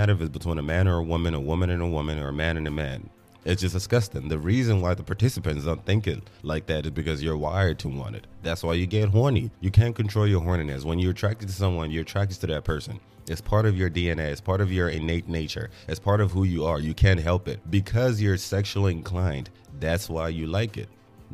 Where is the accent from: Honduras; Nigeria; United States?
Nigeria; As a Nigerian, I went to church every weekend.